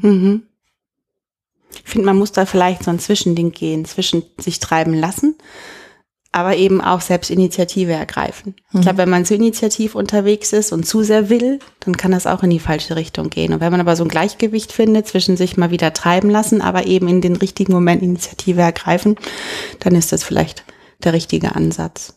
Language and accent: German; North Rhine-Westphalia, Germany; accent: Westphalian; now in Heidelberg, Germany; Ich komme auch aus so einem 500-Seelen-Dörfchen in Ostwestfalen